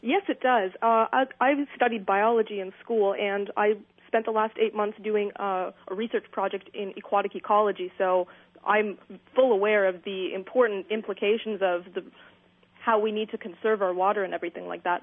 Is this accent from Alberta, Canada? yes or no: no; Cambridge, Ontario, Canada; I'm from Cambridge, Ontario, which is about for your listeners that don't know, one hour west of Toronto.